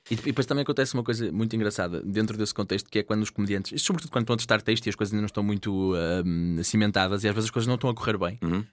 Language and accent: Portuguese; Gondomar, Norte, Portugal; em Gondomar, minha terra